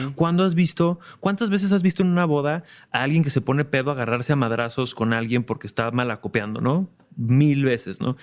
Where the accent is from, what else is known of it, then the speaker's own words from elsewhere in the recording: Mexico; Es como mexicanos